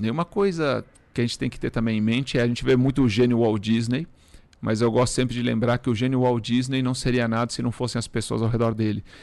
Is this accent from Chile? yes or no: no; Uruguay; Portuguese is a second language; now in Brazil; eu sou estrangeiro. Muitas pessoas não sabem, eu sou, sou uruguaio. Uruguaio. Né? Então eu costumo falar que eu sou de uma família pobre de um país pobre.